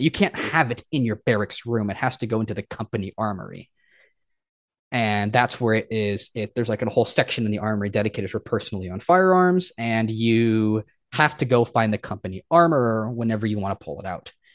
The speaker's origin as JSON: {"language": "English", "region": "Oregon", "country": "United States", "tie": "born or raised there", "moved": "as an adult", "said": "I went back to my home state of Oregon"}